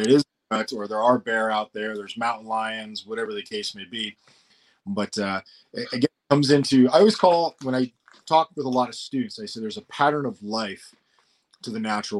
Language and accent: English; Colorado, United States; I grew up in Colorado in an area when there was like 50 homes